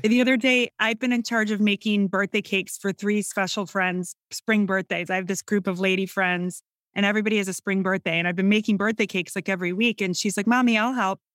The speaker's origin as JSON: {"language": "English", "region": "Northern Illinois", "country": "United States", "tie": "born or raised there", "accent": "Midwestern", "said": "I'm from Northern Illinois. I grew up in a suburban area, um, about an hour and a half northwest of Chicago."}